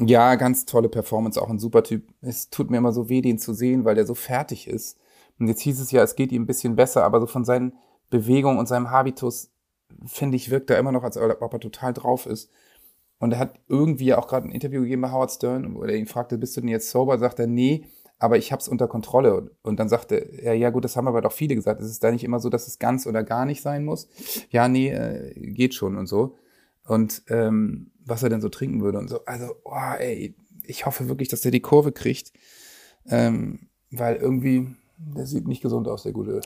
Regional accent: Germany; als Deutscher

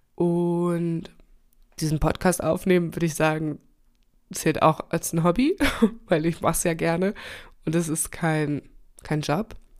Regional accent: Germany; also born or lived in Chile; dass ich sehr selbstständig aufgewachsen bin in Deutschland

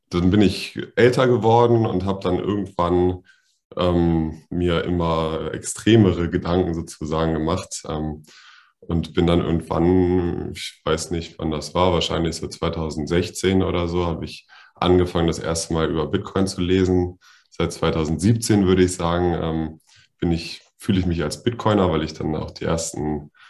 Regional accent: Berlin, Germany; Ähm, ich komme aus Berlin, aus einer äh, geteilten Stadt, ähm, die den, einen sozialistischen und einen kapitalistischen Teil hatte.

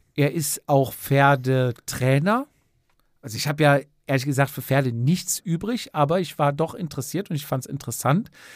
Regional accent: near Cologne, North Rhine-Westphalia, Germany; hier aus der Nähe von Köln

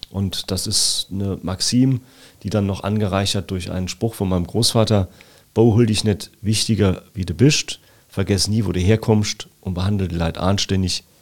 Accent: Siersburg, Saarland, Germany; 28 Jahre im Gemeinderat meiner Heimatgemeinde Rehlingen-Siersburg und 27 Jahre immer stolz und gern Ortsvorsteher meines Heimatortes in Siersburg.

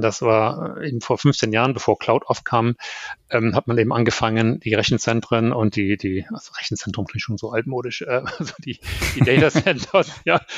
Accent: Germany; moved away as an adult; also born or lived in United States; als Deutscher

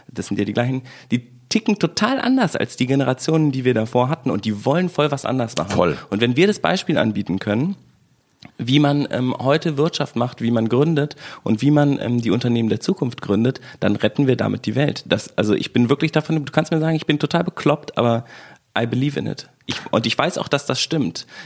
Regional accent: West Germany, Germany; bin halt Wessi und du bist aus Brandenburg.

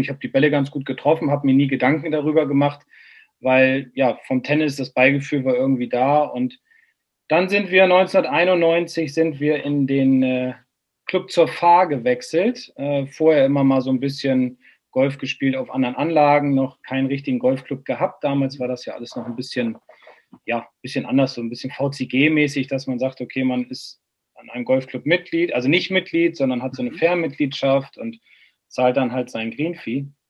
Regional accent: Bremen, Germany; bin Bremer

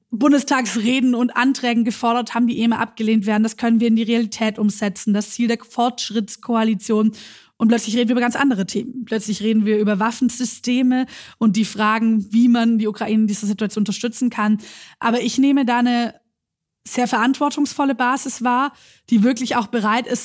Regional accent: Schwäbisch Gmünd, Baden-Württemberg, Germany; ich komme aus einem Wahlkreis, ich komme aus Schwäbisch Gmünd. Ähm, dort gibt es die Mutlanger Friedenshütte.

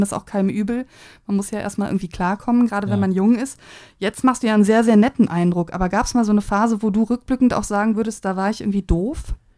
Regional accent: Cologne, North Rhine-Westphalia, Germany; als Kölnerin in Berlin bin

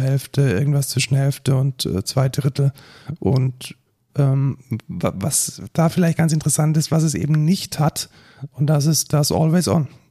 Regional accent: Germany; wir als, als äh, Deutsche

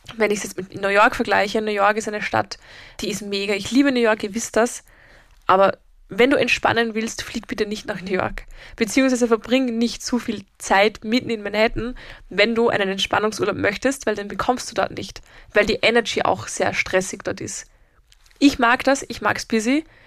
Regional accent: Vienna, Austria; bei uns in Wien

